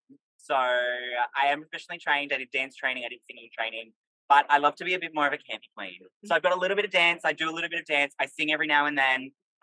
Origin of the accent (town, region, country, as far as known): Melbourne, Victoria, Australia